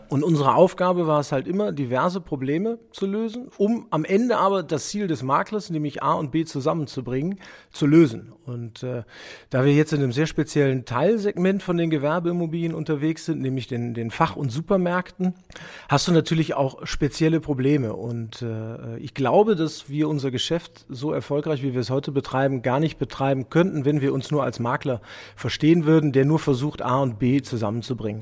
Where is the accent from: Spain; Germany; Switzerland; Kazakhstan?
Germany; als Deutscher